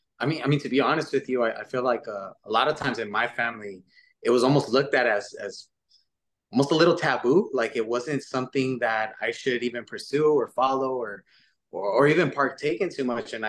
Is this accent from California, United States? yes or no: yes; Los Angeles, California, United States; we all grew up South LA, mid-city LA, and you know, we all still currently live in that same area